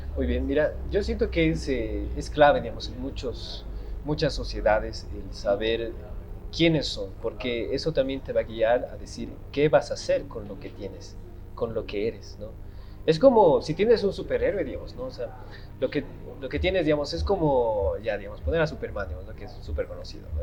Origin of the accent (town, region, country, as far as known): Bolivia